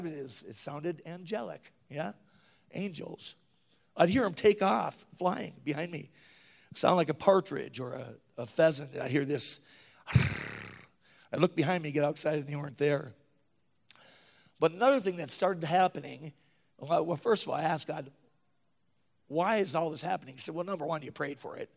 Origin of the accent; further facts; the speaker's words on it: northern Minnesota, United States; moved away as an adult; also born or lived in Williston, North Dakota; I usually made it home every year to my mom's house, small hometown, northern Minnesota.